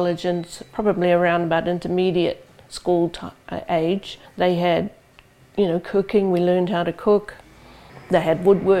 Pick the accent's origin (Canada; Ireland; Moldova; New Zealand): New Zealand; Rotorua, Bay of Plenty; moved away as an adult; now in Auckland, New Zealand; I'm from Rotorua, that's where my family home is. But I live here in Auckland and work here since 1980